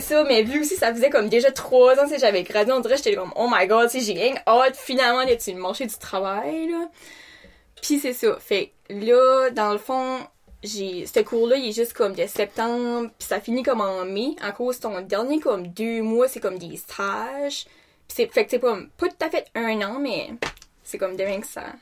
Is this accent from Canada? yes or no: yes; Canada; j'ai 21 ans, puis je viens de Rebordville.